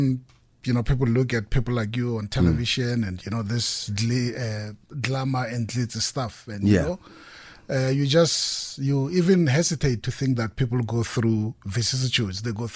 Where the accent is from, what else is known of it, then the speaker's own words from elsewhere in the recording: Mabopane, Gauteng, South Africa; I'm from Mabupan. I can claim you as well.